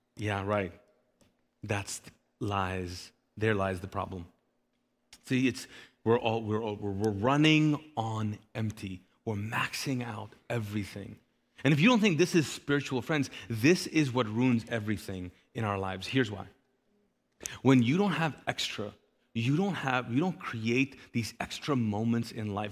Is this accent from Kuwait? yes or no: yes; Kuwait; now in Charlotte, United States; I grew up in the Middle East, in Kuwait in particular